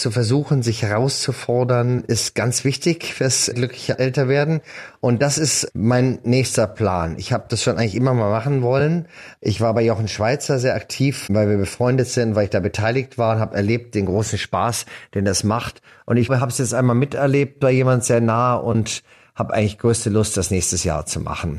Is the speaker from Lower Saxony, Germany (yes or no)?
no; Munich, Bavaria, Germany; first language German; also born or lived in France; bei uns in München im Gymnasium